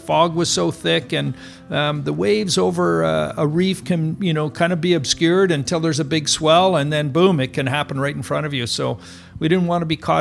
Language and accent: English; Tofino, British Columbia, Canada; when I was growing up in Tofino, it was really, as I say, it was a pioneer village